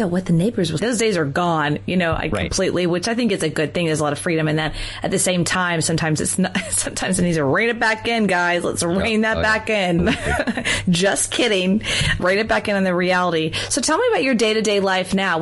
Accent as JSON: {"language": "English", "region": "the South", "country": "United States", "tie": "born or raised there", "said": "I grew up in the South"}